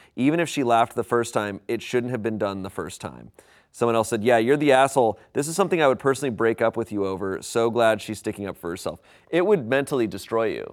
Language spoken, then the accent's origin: English; United States; as an American